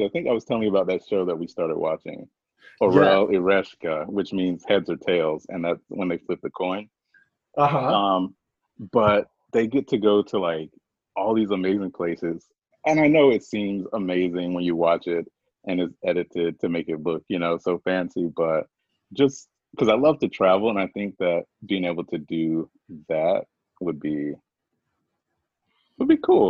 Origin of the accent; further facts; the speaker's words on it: the South, United States; moved away; we grew up on Debbie cakes down south